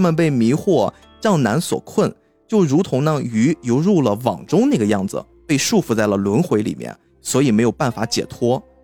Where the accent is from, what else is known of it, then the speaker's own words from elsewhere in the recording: China; 我们中国人